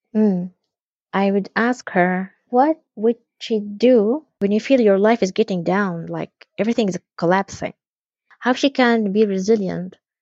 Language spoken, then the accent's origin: English; West Bank, Palestine; we are all Palestinians, but we have a different ID. My ID is green